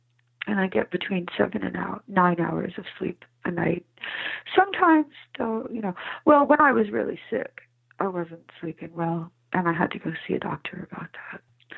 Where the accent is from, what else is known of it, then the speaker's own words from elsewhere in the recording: Providence, Rhode Island, United States; born there; also born or lived in New York City / Alexandria, Virginia; Yes, I was born in Providence, Rhode Island, but my My mother had been married multiple times.